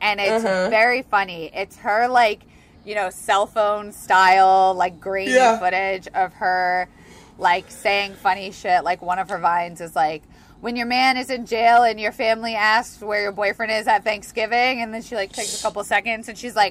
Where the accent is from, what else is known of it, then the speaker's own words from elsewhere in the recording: Tampa, Florida, United States; I come from Tampa, which is the strip club capital of the country.